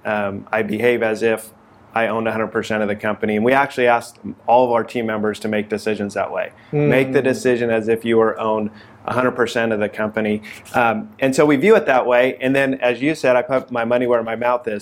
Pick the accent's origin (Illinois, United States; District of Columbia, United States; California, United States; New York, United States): California, United States; Bakersfield; also born or lived in Bay Area; born and raised in Bakersfield